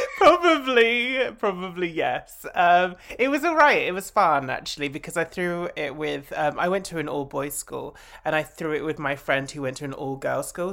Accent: Essex, East of England, United Kingdom; I grew up in Essex.

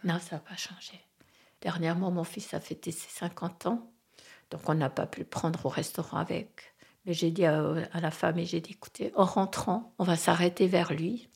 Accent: French-speaking Switzerland, Romandy, Switzerland; moved away as an adult; Je venais de la Suisse romande

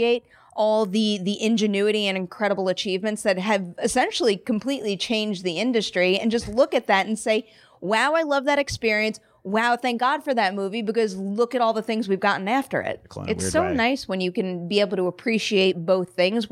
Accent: Long Island, New York, United States; growing up in Long Island, New York

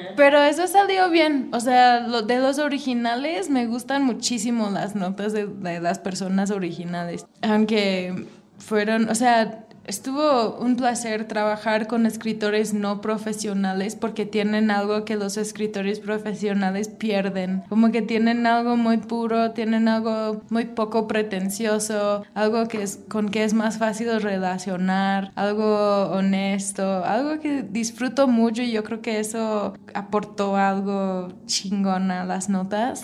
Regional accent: United States; Spanish is a second language; now in Mexico; yo soy gringa, yo vivo aquí

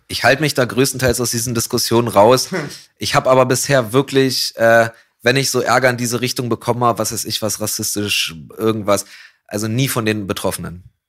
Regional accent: Berlin, Germany; als Berliner, und auch als jemand, der in Kreuzberg wohnt gerade

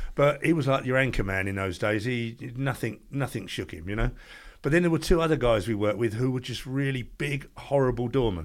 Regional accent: Ramsgate, South East England, United Kingdom; I live in Ramsgate, born and bred in Ramsgate

